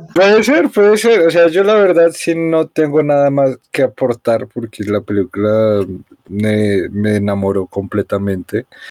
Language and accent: Spanish; Colombia; Yo como colombiano blanco clase media